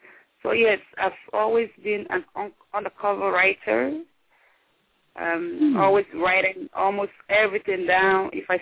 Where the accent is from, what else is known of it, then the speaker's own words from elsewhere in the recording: Nigeria; Like a typical Nigerian woman, I can only speak for what I know. I'm from Nigeria, so a typical Nigerian woman is often seen as the husband's property if he's married.